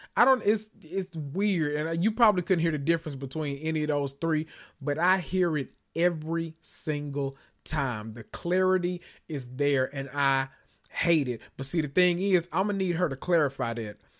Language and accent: English; Memphis, Tennessee, United States; I'm from Memphis and I'm country